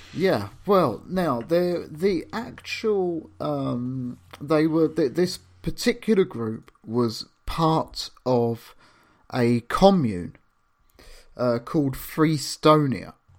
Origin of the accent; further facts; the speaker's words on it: London, United Kingdom; also born or lived in Camden; I was born in Islington